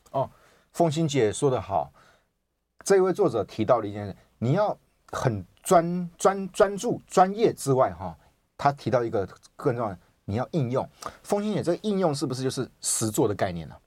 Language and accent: Chinese; Taiwan; 我们台湾人就是比较会，比较可能自信心没有那个那么强